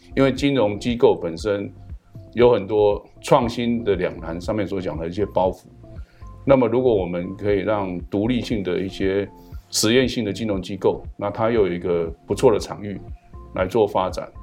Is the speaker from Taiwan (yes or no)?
yes; Taiwan; 我是台湾的大学教授院长